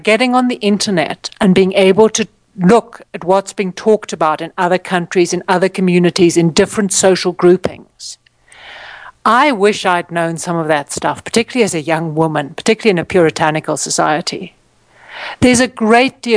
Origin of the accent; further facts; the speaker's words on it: Johannesburg, Gauteng, South Africa; moved away; We grew up in Johannesburg